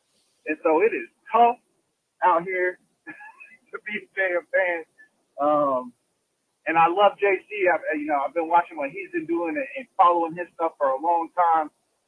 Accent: South Carolina, United States; moved away as an adult; now in Seattle, United States; I'm from South Carolina. I'm out here in this world trying to make it. You know, that's why I live in the Pacific Northwest.

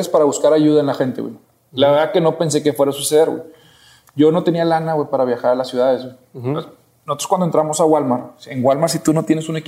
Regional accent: Monterrey, Nuevo León, Mexico; Sí, yo soy de aquí de Monterrey.

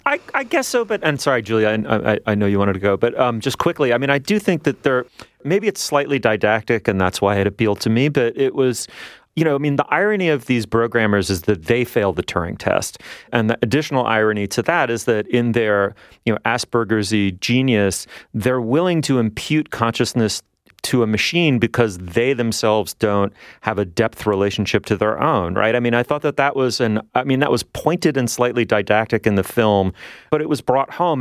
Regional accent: New York City, New York, United States; now in Toronto, Canada; I grew up in New York City

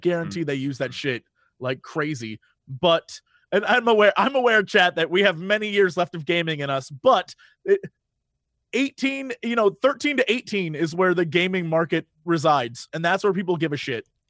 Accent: Midwest, United States; I'm from the Midwest.

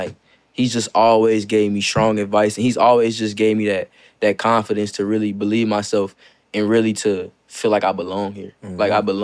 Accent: Gary, Indiana, United States; I grew up in Gary, Indiana

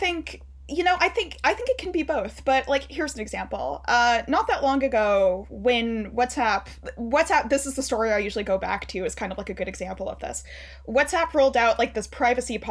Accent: Canada; I'm Canadian

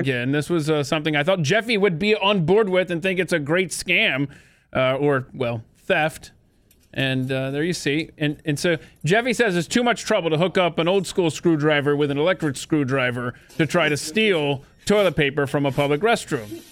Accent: United States; I'm an American

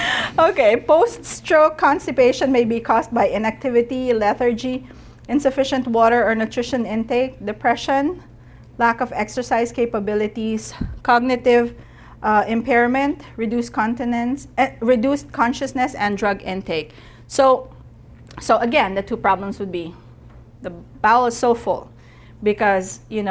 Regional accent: United States; nobody knows us because we're from America

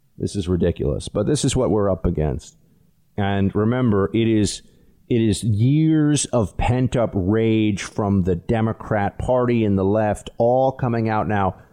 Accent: New York City, New York, United States; It's my hometown, too

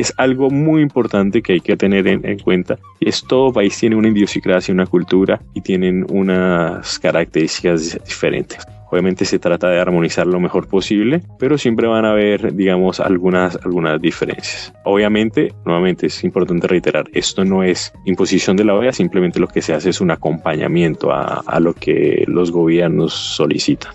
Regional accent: Colombia; now in Washington, United States

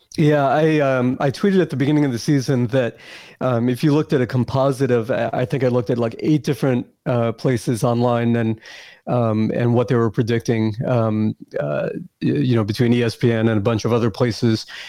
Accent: New York, United States; I grew up in New York

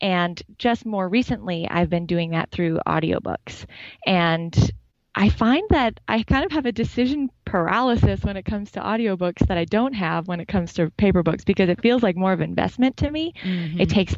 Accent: Montana, United States; Well, I'm an English lit teacher from rural Montana.

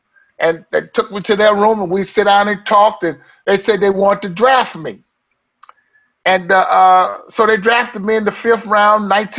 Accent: the South, United States; I'm from the South. I grew up in church

